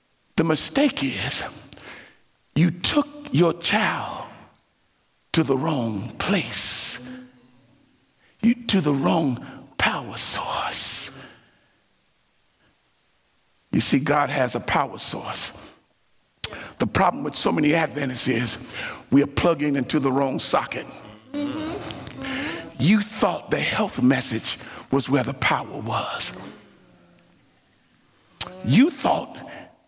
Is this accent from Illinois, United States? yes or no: no; Dayton, Ohio, United States; I grew up in Ohio, Dayton, Ohio